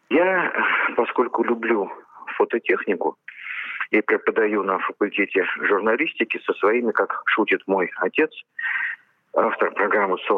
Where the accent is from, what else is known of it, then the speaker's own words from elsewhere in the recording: Moscow, Russia; Я обратился в Политехнический музей как обычный, простой москвич.